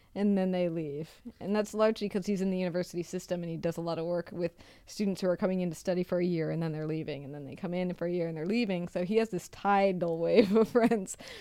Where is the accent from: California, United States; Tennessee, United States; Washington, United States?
Washington, United States; Seattle; moved away; I come from Seattle